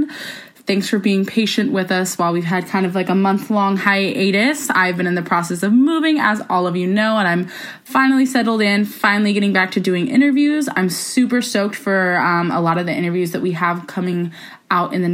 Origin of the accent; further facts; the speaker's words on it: Ohio, United States; also born or lived in Florida; now in California, United States; I grew up in Ohio, went to school in Florida. I've lived in seven states.